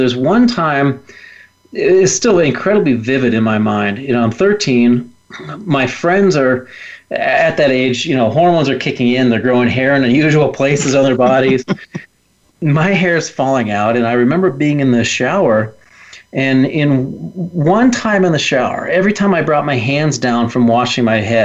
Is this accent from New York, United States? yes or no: no; Willard, Ohio, United States; I was just a normal kid growing up in the Midwest in a little town called Willard, Ohio